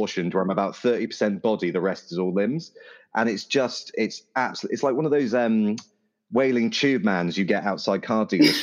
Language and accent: English; United Kingdom; I'm terribly British